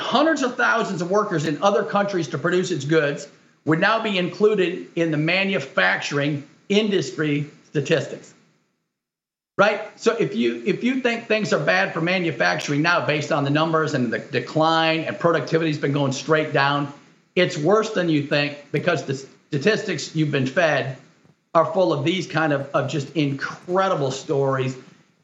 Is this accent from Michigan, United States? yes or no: yes; Detroit, Michigan, United States; I was born in Detroit, and I'm a Michigander and grew up there and went to college there